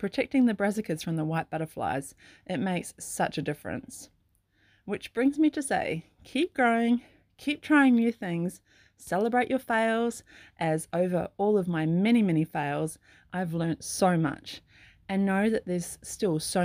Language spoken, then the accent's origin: English; Sydney, New South Wales, Australia; now in Clarkville, New Zealand; I grew up in Sydney